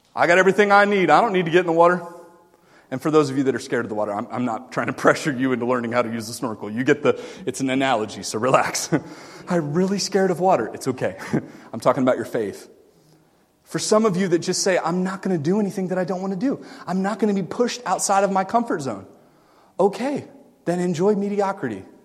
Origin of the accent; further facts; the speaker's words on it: Melbourne, Florida, United States; moved away; I grew up in Florida. 12 years, like five minutes from the beach. And it's in a town called Melbourne